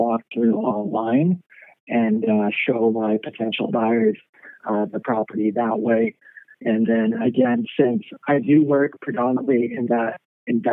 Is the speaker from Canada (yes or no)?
yes; Kelowna, British Columbia, Canada; I grew up in Kelowna